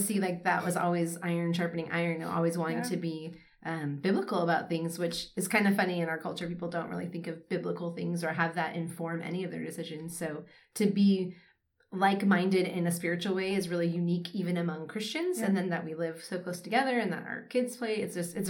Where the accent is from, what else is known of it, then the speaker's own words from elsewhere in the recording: San Diego, California, United States; also born or lived in Joshua Tree, California; now in Florida, United States; I am from San Diego, so I am Southern in one way, but not explicitly Southern as it is known here in Florida.